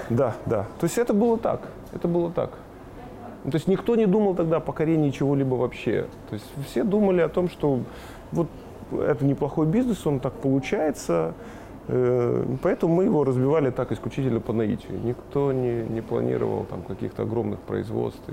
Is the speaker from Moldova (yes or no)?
yes; Bălți, Moldova; also born or lived in Shymkent, Kazakhstan; я родился в Казахстане, в городе Чемкент